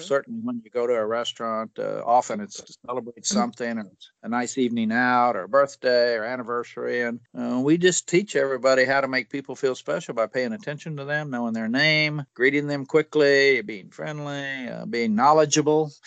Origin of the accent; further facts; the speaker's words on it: Ardmore, Oklahoma, United States; moved away as an adult; now in Orlando, United States; the town I grew up in in Ardmore, Oklahoma